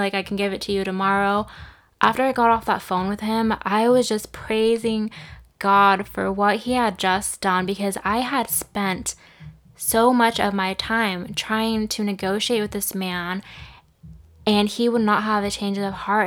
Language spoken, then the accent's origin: English; Santa Rosa area, California, United States; The Tubbs fire wiped out a lot of homes and businesses in my hometown